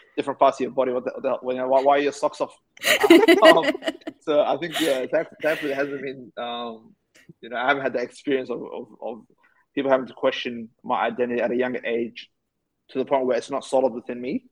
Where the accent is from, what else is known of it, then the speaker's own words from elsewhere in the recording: Australia; also born or lived in Somalia / Ethiopia; came to Australia at the age of five